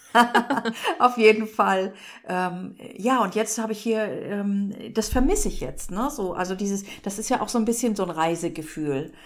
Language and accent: German; Northern Germany, Germany; bei uns in Norddeutschland heißt das auch nicht Heimat, sondern zu Hause irgendwie